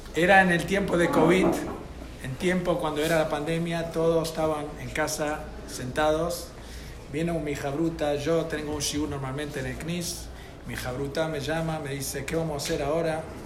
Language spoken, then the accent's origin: Spanish; United States; yo soy de Estados Unidos